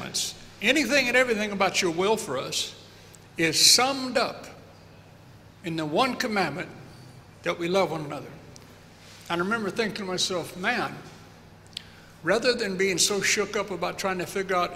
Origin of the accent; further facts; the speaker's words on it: United States; being American